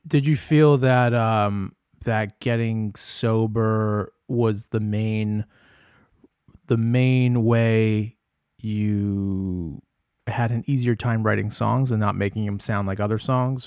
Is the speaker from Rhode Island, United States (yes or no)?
yes; Rhode Island, United States; moved away as an adult; also born or lived in Boston / Providence; now in Jamestown, United States; I'm from Rhode Island, but I, I went to Berkeley and I lived in Boston for twelve